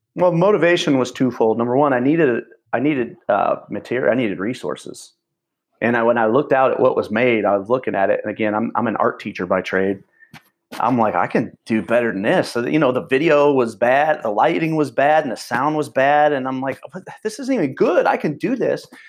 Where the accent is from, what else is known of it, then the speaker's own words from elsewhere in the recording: near Champaign, Illinois, United States; ended up in Champaign, which was the biggest city near where I grew up in Champaign, Illinois